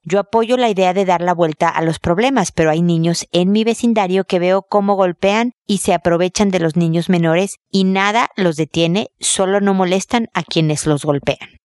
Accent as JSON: {"language": "Spanish", "country": "Mexico", "moved": "yes", "lives_now": "Chile", "said": "acá en Chile, donde yo estoy viviendo, soy mexicana, pero vivo en Chile"}